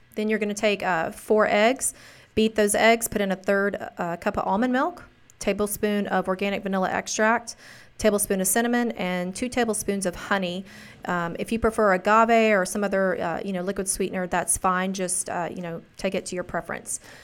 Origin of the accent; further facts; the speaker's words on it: the South, United States; I'm from the South